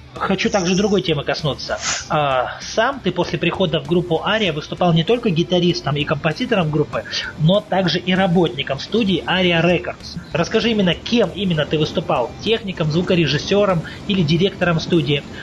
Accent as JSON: {"language": "Russian", "region": "Russian Far East", "country": "Russia", "said": "Я сам с Дальнего Востока"}